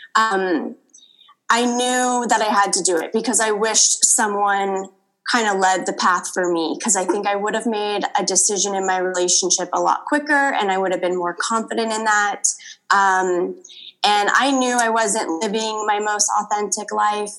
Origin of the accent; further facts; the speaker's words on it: Los Angeles, California, United States; born and raised in Los Angeles